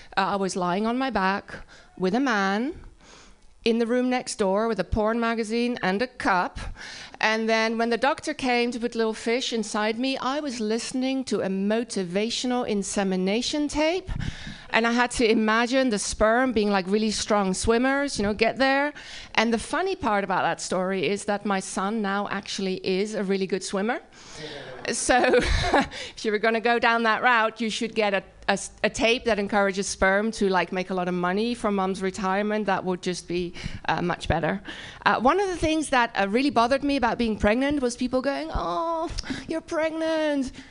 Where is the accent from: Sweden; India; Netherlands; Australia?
Netherlands; accent: Dutch; English is a second language; moved away as an adult; now in United States; my accent is Dutch